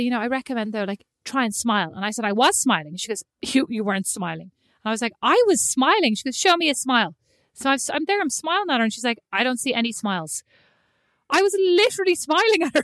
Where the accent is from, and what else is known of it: Ireland; moved away as an adult; also born or lived in Milan / Paris / Newark; now in United States